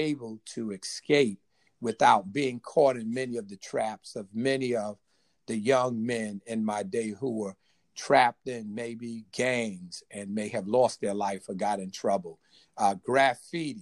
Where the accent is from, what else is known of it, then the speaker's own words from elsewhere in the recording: Hickorydale, North Carolina, United States; I was born in North Carolina in a little town called Hickorydale